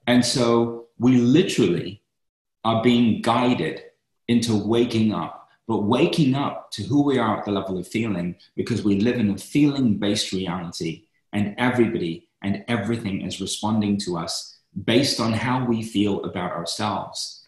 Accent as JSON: {"language": "English", "region": "London", "country": "United Kingdom", "tie": "born or raised there", "said": "I grew up in East London"}